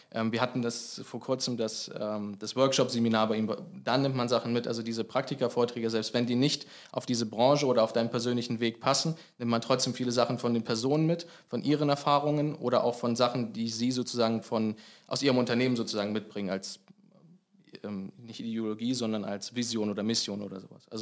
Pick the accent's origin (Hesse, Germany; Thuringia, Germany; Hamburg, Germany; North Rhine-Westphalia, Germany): Hesse, Germany; Eschwege; Also ich komme aus Eschwege, 40 Kilometer von hier.